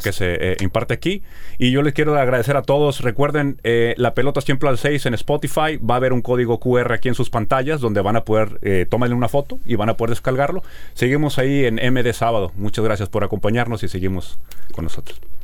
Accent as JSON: {"language": "Spanish", "country": "Mexico", "said": "nosotros como mexicanos"}